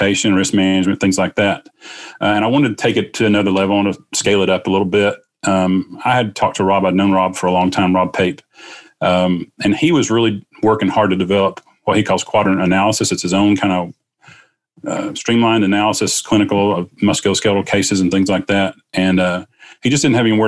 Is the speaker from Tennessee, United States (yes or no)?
yes; Southeast Tennessee, United States; I am born and raised in Southeast Tennessee